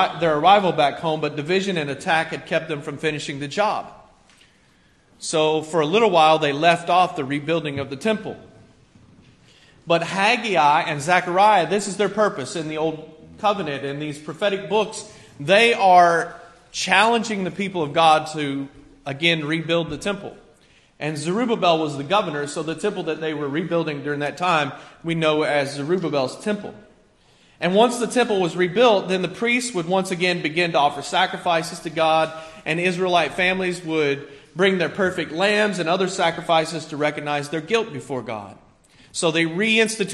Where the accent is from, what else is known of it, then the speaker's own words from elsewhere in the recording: rural Kentucky, United States; also born or lived in Cincinnati, Ohio; now in Staten Island, New York, United States; I was born in Cincinnati, but I grew up kind of in a rural place in Kentucky